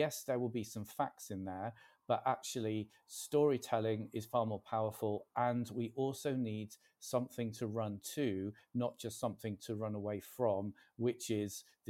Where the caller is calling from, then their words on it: Warrington, North West England, United Kingdom; I'm talking from Warrington in Cheshire today.